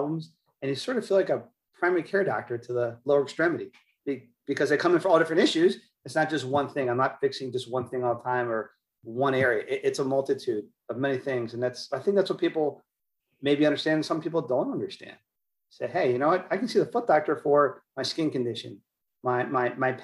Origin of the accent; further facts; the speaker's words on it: Maryland, United States; moved away as an adult; also born or lived in Philadelphia; now in Tampa, United States; I grew up in the Northeast in Maryland, did my schooling and training in Philadelphia